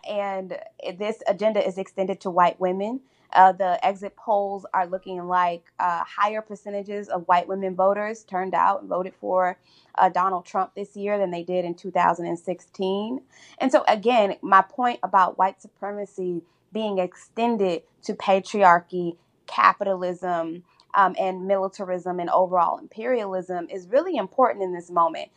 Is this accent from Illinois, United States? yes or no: yes; Chicago, Illinois, United States; my hometown and my home of Chicago